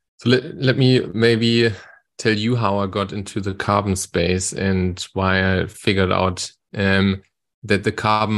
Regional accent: Wiesbaden, Hesse, Germany; English is a second language; now in South Africa; And I'm originally from Wiesbaden next to Frankfurt in Germany, but by now actually living in South Africa. So since 2 years, I live in South Africa

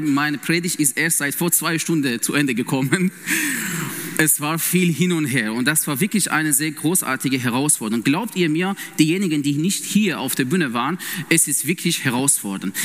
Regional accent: Iran; German is a second language; also born or lived in Vienna, Austria; now in Siegen, Germany; ich komme ursprünglich aus dem Iran

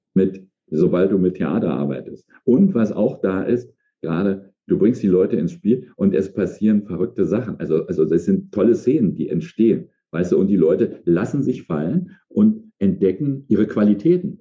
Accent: East Germany, Germany; moved away as an adult; Ich komm, also sozialisiert im, im Osten, damals in der ehemaligen DDR

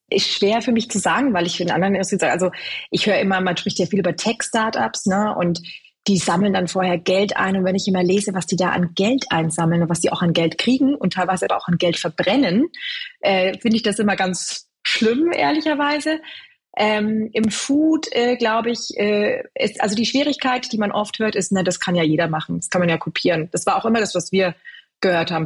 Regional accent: Bavaria, Germany; moved away; also born or lived in London; ich bin in Bayern groß geworden, ganz klassisch mit Brot, ganz viel Weizenmehl, Brezen

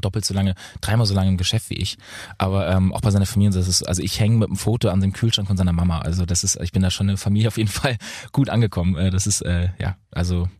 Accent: Lübeck, Schleswig-Holstein, Germany; also born or lived in Bad Oldesloe / Berlin / Munich; Ich wohne ja in Lübeck. Also ich bin ja immer noch in meiner Heimat.

